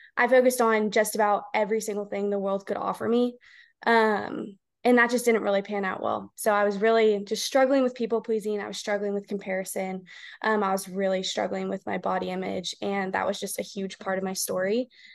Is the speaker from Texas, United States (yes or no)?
yes; The Woodlands, Texas, United States; also born or lived in College Station, Texas; now in Houston, United States; I have been born and raised in Texas. Um, I grew up in the woodlands, Texas